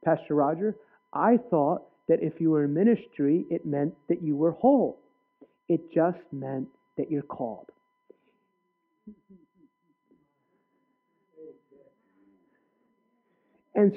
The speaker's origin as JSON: {"language": "English", "region": "New Jersey", "country": "United States", "tie": "born or raised there", "said": "I grew up in New Jersey"}